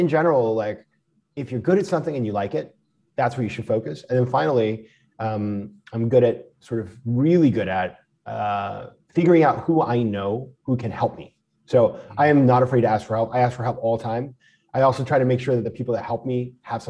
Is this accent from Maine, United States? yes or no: yes; Maine, United States; moved away; I'm from Maine and we save in Maine